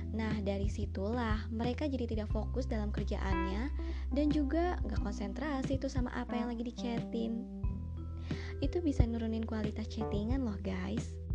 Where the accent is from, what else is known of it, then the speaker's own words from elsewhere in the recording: Bandung, West Java, Indonesia; Yap, aku anak Bandung guys.